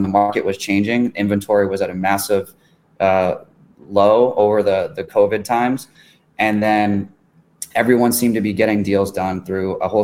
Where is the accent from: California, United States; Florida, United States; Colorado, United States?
Florida, United States; Miami; moved away; I'm in my hometown here